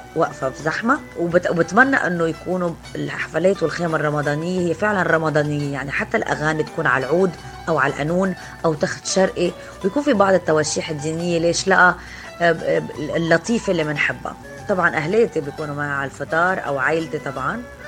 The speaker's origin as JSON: {"language": "Arabic", "country": "Lebanon", "also_born_or_lived": "Beirut", "moved": "yes", "lives_now": "Egypt", "said": "أنا لبنانية"}